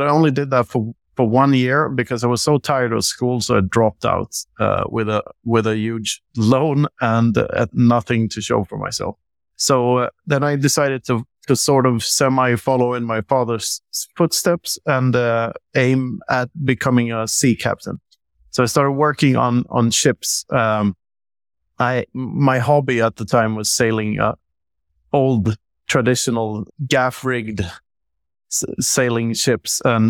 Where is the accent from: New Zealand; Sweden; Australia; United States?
Sweden; also born or lived in Mozambique / Tanzania; I'm 47 years old. I grew up in Sweden and a handful of other countries. I lived for half a year in Mozambique and a couple of years in Tanzania.